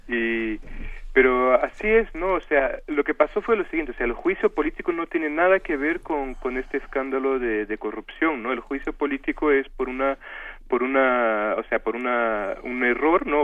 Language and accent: Spanish; Brazil